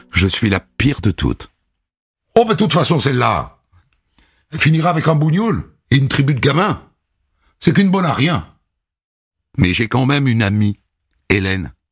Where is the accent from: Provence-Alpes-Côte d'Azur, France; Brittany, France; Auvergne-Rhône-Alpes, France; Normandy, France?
Normandy, France; Évreux; born there; Je suis né à Évreux, en Normandie, en 1987. Ma mère travaille à l'usine. Mon père est électricien.